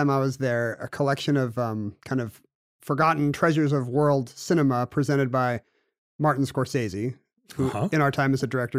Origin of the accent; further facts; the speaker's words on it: South Korea; Like I grew up in South Korea, and so we would have to go on field trips to the temples and palaces and folk villages